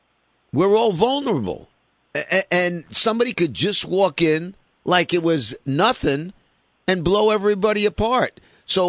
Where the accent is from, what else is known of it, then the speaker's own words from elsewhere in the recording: New York City, New York, United States; I grew up in Sheepshead Bay, Brooklyn.